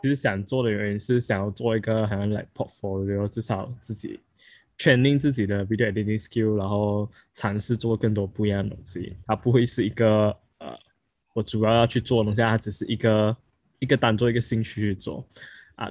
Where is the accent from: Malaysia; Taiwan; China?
Malaysia; 我们是来自马来西亚的